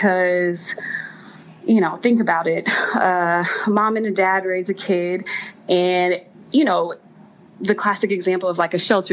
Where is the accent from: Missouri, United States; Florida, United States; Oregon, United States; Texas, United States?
Texas, United States; I'm from Texas